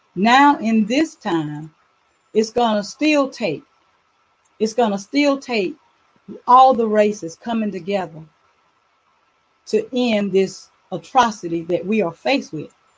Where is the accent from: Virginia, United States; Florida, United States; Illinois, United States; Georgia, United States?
Georgia, United States; Douglas; I am from Douglas, Georgia, where I reside currently